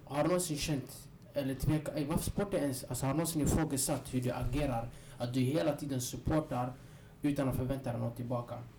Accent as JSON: {"language": "Swedish", "country": "Sweden", "tie": "born or raised there", "said": "Jag är också ursprungligen från Gylsta, jag gick i Gylstaskolan"}